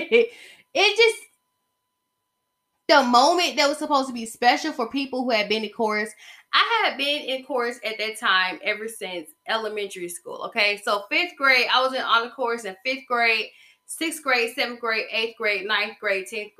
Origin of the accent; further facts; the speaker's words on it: Covington, Georgia, United States; the town I stayed in and the town I'm from, it's basically Mystic Falls right now. Okay? They shoot The Vampire Diaries in my hometown. It is 45 miles southeast of Atlanta